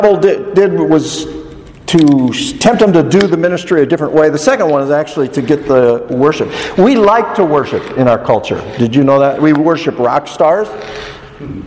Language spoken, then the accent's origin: English; United States; Us Americans